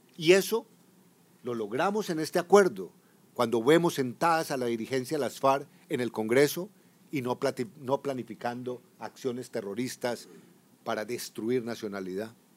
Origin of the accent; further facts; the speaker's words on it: Colombia; como director de la policía, como general de cuatro estrellas en mi país